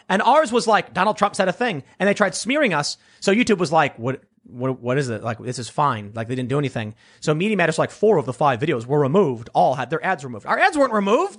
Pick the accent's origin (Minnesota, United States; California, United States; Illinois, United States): Illinois, United States; Chicago; I'm from Chicago